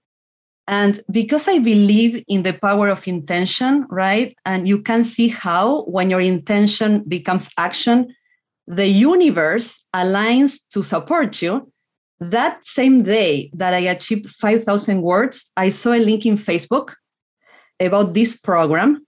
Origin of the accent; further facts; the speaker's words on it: Argentina; first language Spanish; English is a second language; moved away as an adult; now in United States; I was born in Argentina, lived in a small rural town